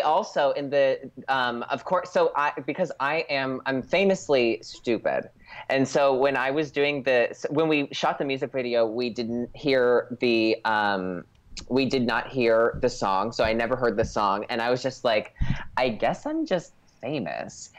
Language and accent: English; Scranton, Pennsylvania, United States; now in Los Angeles, United States; I literally was born at Mercy Hospital in Scranton